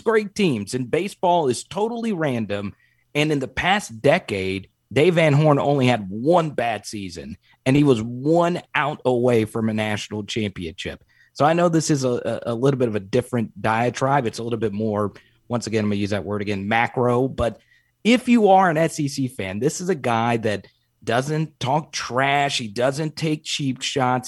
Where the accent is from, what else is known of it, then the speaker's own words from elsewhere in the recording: Arkansas, United States; I grew up in Arkansas